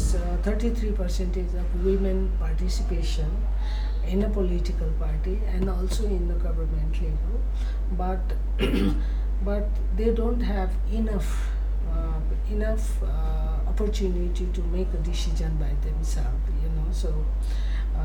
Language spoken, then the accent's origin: English; Nepal; I'm not from Kathmandu, you know, I'm from the village